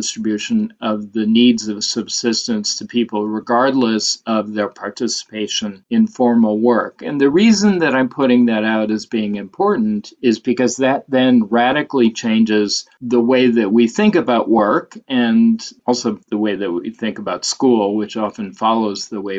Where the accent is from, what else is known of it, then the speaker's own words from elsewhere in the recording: Detroit suburbs, Southeast Michigan, United States; I grew up in Southeast Michigan and the Detroit suburbs